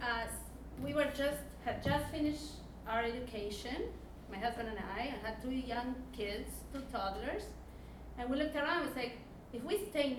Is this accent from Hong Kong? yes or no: no; Argentina; moved away as an adult; I come from Argentina.